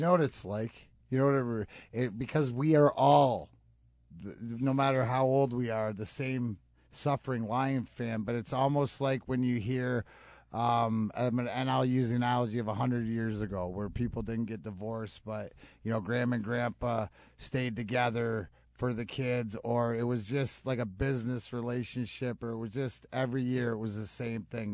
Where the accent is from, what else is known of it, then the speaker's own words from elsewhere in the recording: Leamington, Ontario, Canada; also born or lived in Burnaby; I was born in, well, Burnaby, but I grew up in Leamington, and it's a small town.